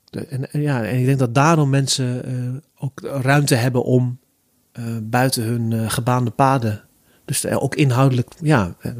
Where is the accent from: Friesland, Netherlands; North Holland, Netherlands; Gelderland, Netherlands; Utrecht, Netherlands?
Gelderland, Netherlands; Zutphen; kwam erachter dat ik uit Zutphen kwam